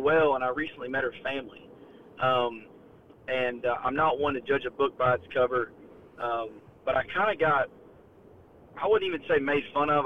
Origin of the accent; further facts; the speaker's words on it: Northeast Georgia, United States; I'm from Northeast Georgia. I kinda grew up in the mountains.